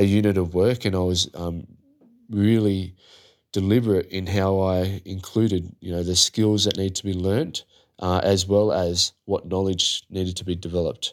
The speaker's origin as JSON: {"language": "English", "country": "Australia", "said": "As an Aussie"}